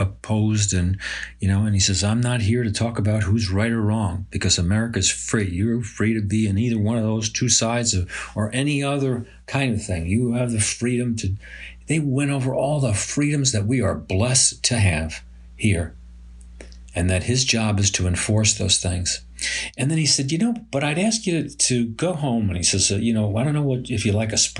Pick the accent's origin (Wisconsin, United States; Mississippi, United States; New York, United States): New York, United States; Binghamton; proud to be a resident of Binghamton